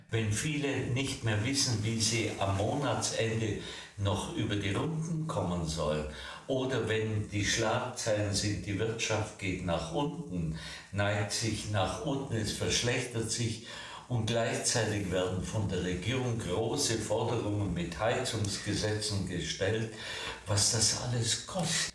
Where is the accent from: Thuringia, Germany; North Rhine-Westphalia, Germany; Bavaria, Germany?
Bavaria, Germany; bei uns in Bayern